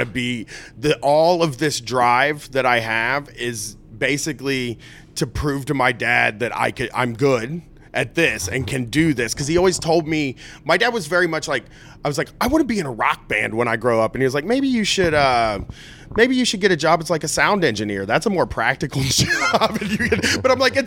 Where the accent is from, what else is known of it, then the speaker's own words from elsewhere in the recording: Columbus, Ohio, United States; moved away; we grew up in Ohio